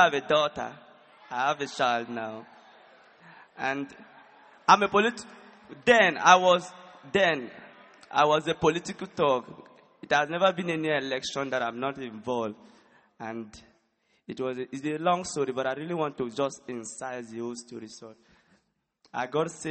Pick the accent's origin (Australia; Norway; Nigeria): Nigeria; I'm from Nigeria